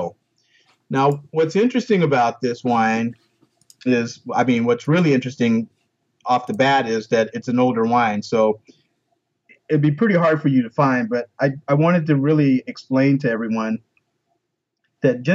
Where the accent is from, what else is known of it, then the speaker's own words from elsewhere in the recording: Florida, United States; I grew up in Florida